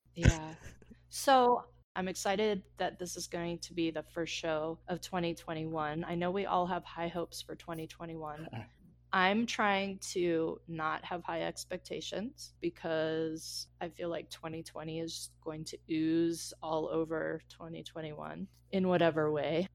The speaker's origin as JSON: {"language": "English", "region": "Colorado", "country": "United States", "also_born_or_lived": "Los Angeles", "moved": "yes", "said": "I'm from Colorado, where fifty degrees is lovely."}